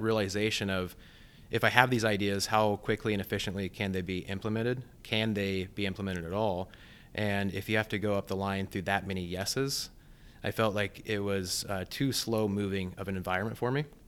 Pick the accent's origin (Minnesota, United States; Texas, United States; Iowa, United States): Iowa, United States; Blakesburg; also born or lived in Ames, Iowa; I grew up on a small family farm in southeast Iowa called Blake'sburg.